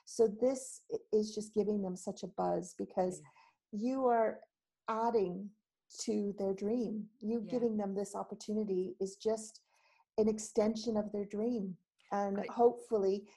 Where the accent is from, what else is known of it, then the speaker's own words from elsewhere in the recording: Canada; moved away as an adult; now in United Kingdom; I do live in the UK. I've been here 21 years, but I haven't lost my accent.